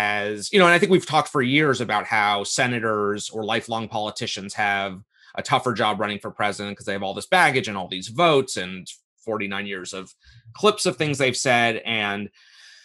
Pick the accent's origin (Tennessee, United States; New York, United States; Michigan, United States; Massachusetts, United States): New York, United States; New York and Westchester County, United States; I grew up in New York and in Westchester County. And I went to high school in the Bronx